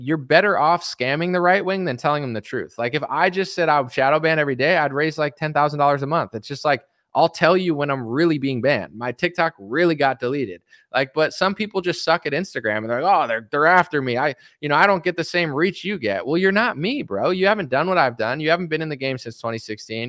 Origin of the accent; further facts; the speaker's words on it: United States; I'm an American man